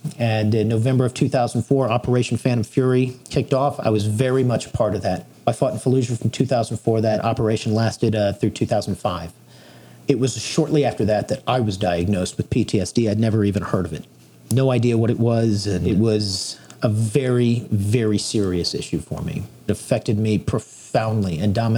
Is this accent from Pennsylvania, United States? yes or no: no; Texas, United States; I was born and raised here in Texas